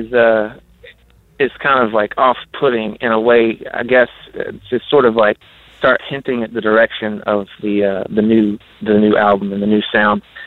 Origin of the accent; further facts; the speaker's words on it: Appalachian Mountain area, United States; the Appalachian Mountain area where we grew up